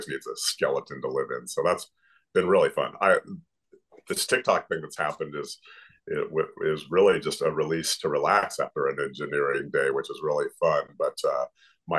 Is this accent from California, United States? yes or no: yes; California, United States; moved away as an adult; now in Florida, United States; I was born and raised in California